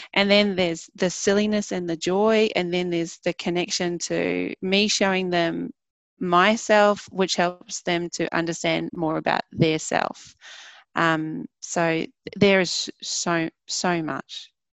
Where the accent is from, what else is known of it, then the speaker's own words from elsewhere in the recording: New Zealand; I grew up in New Zealand